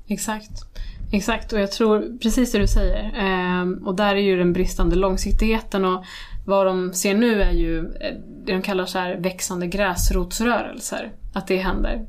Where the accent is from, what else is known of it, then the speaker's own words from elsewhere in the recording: Sweden; vi kommer från Irak. Eh, nu är jag född i Sverige